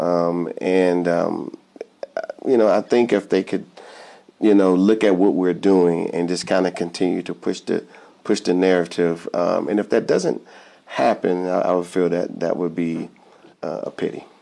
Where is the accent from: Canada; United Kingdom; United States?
United States; Fayetteville, North Carolina; also born or lived in Augusta, Georgia; I was born in Augusta, Georgia, but I, I was raised in um, in Fayetteville, North Carolina